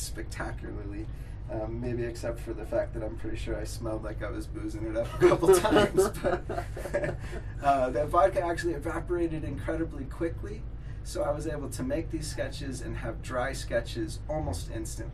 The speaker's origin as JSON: {"language": "English", "town": "Crested Butte", "region": "Colorado", "country": "United States", "said": "I'm an artist from Crested Butte, Colorado"}